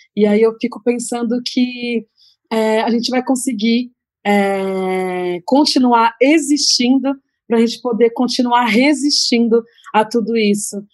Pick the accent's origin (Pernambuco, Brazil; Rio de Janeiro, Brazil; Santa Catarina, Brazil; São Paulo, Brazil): São Paulo, Brazil; Santos; quando eu comecei a cantar rap, lá na minha cidade